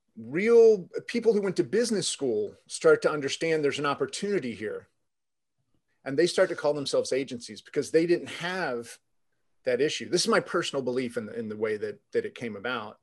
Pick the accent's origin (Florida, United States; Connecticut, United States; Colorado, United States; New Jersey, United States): Florida, United States; Jacksonville; I actually grew up in the city I'm in right now, Jacksonville